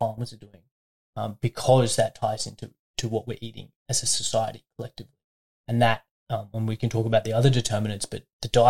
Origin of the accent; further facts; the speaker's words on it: Brisbane, Queensland, Australia; moved away as an adult; also born or lived in Melbourne, Australia; now in Albury, Australia; during undergrad I was at home. Studying at UQ in St. Lucia in Brisbane